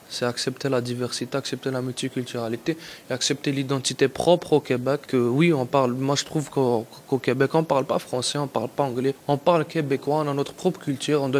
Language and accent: French; Algeria; also born or lived in Mexico; now in Canada; je suis algérien, je suis né en Algérie. J'habitais au Mexique.